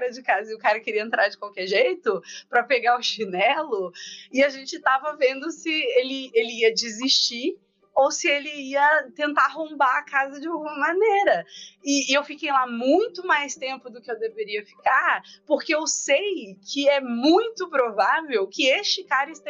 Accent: South Region, Brazil; eu sou sulista

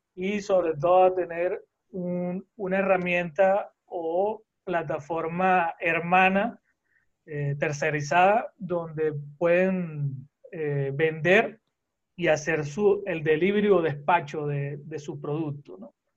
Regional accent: Venezuela; moved away; also born or lived in Costa Rica; soy venezolano, eh, pero he tenido la dicha y la oportunidad de eh, estar en varios sitios mm, del mundo

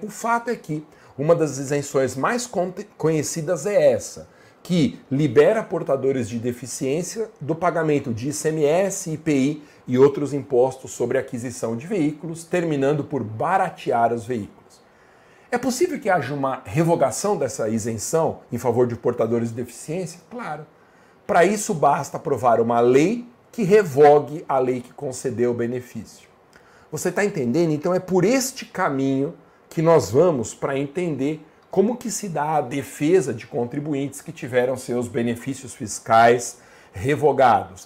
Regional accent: Guarulhos, São Paulo, Brazil; em Guarulhos, minha cidade natal

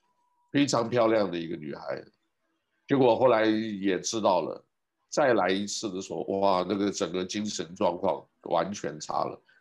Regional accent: Taiwan; now in United States; 因为在美国啊，这个是那个时候我刚从台湾来的时候很保守

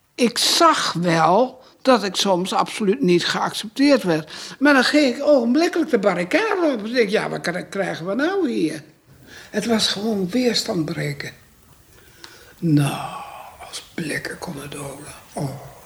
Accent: Amsterdam, North Holland, Netherlands; moved away as an adult; Ik kwam uit Amsterdam

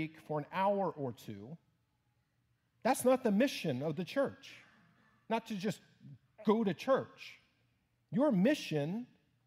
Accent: Houston, Texas, United States; moved away; my home church in my hometown of Houston

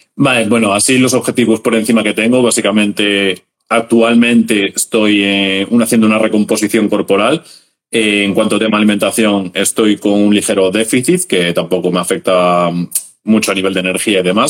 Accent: Galicia, Spain; soy un chaval de Galicia

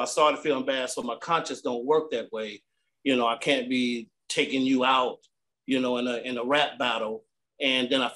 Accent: North Carolina, United States; also born or lived in Richmond, Virginia; now in Columbus, United States; I originated from North Carolina, moved to Richmond, Virginia, then made my way to Columbus, Ohio.

